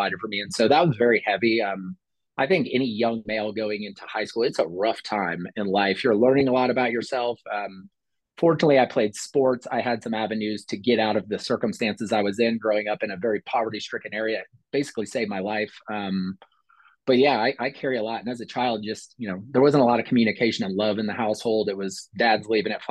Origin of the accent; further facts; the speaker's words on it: Columbia, Missouri, United States; I grew up in Columbia, Missouri.